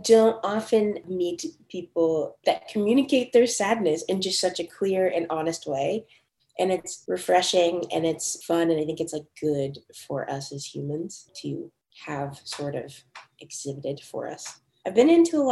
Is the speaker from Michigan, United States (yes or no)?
no; Casa Grande, Arizona, United States; moved away as an adult; also born or lived in Orange County, California / Los Angeles, California; now in Nashville, United States; I grew up in Arizona in this small farming town, like, right in between Phoenix and Tucson called Casa Grande.